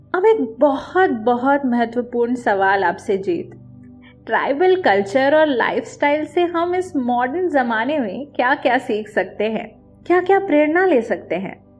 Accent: Chhattisgarh, India; मैं खुद छत्तीसगढ़ से हूँ

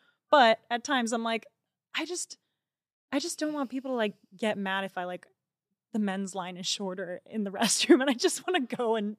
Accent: California, United States; I grew up raised in Orange County. The circle I was in was totally a bubble.

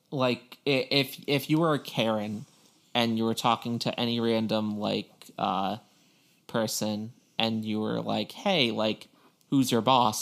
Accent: Long Island, New York, United States; moved away; growing up on Long Island

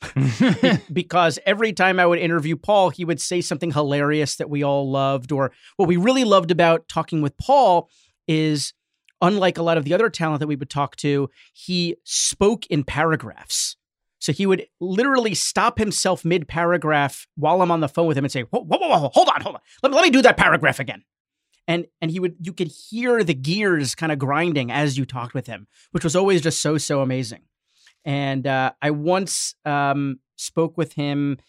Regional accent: New York, United States; I grew up in New York

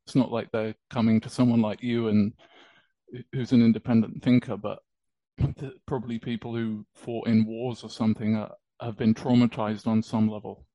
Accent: United Kingdom; accent: British; my accent. It's uh, British

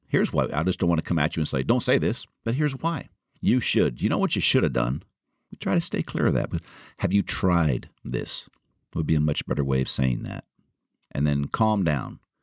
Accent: Marin County, California, United States; my hometown of Marin

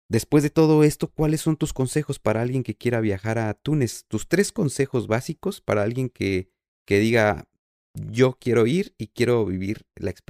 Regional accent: Mexico; como mexicanos

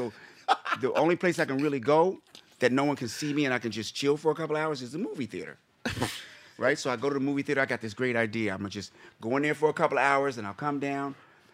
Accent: Midwest, United States; moved away; also born or lived in Washington, D.C. / Silver Spring, Maryland; I grew up on farms in the Midwest.

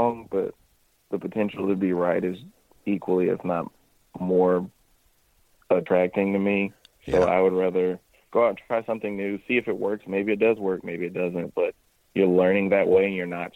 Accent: Missouri, United States; also born or lived in Kentucky; grew up in Missouri

